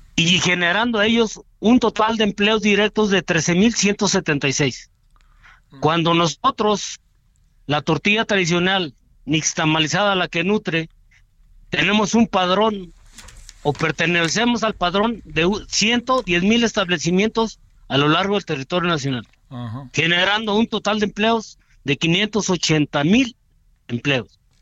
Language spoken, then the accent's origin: Spanish; Mexico; como mexicanos